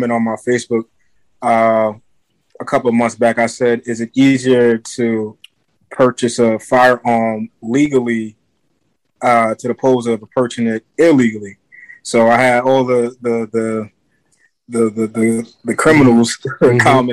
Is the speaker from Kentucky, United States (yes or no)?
no; Jersey City, New Jersey, United States; I'm from Jersey City. I'm from a bad block in Jersey City